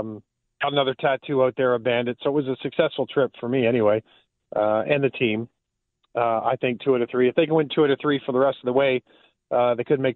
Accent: Southern Ontario, Canada; moved away; a guy growing up in Southern Ontario

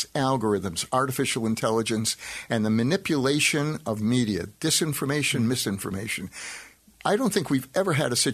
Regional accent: Boston, Massachusetts, United States; moved away; I grew up in Boston

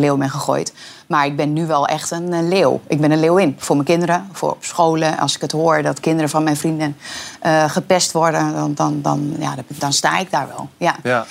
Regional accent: Twente, Overijssel, Netherlands; ik ben Twents

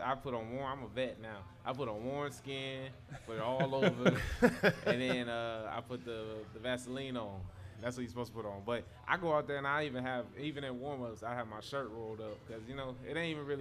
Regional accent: Inland Empire, California, United States; We both from the IEs

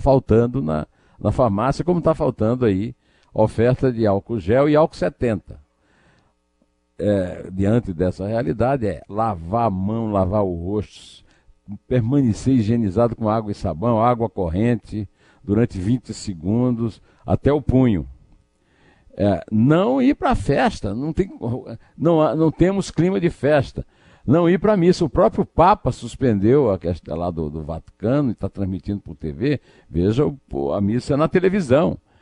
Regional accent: Brazil; como brasileiro

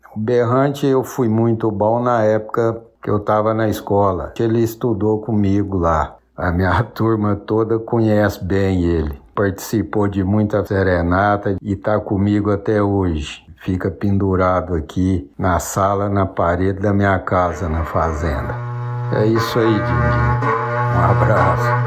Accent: Ituiutaba, Minas Gerais, Brazil; nasci em Tuiutaba, Minas Gerais, no ano de 1955

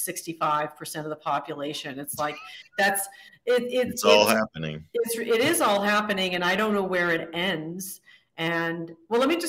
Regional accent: Midwest, United States; now in Santa Monica, United States; I'm from the Midwest

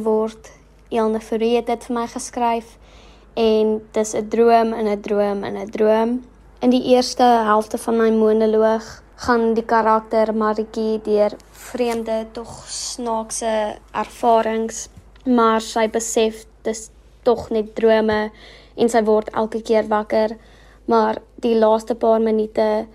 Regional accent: Bloemfontein, Free State, South Africa; accent: English; first language English; Afrikaans is a second language; Ek kom van Bloemfontein af en bly nog my hele lewe in Bloemfontein

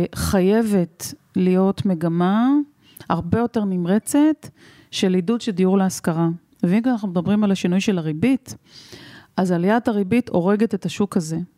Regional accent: Rehovot, Central District, Israel; נולדתי בצריף בזרנוגה ברחובות. הייתה לי ילדות אה, עטופה באהבה, אבל חסרת אמצעים

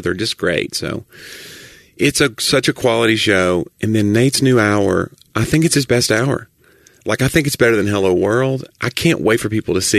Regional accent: the South, United States; I'm from the South

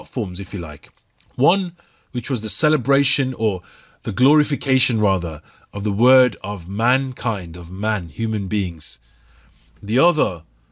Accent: Birmingham, West Midlands, United Kingdom; I was painting a mural in the inner city part of Birmingham, my home city.

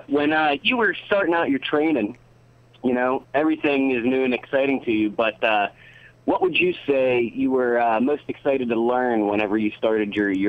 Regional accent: Pittsburgh, Pennsylvania, United States; from Pittsburgh.

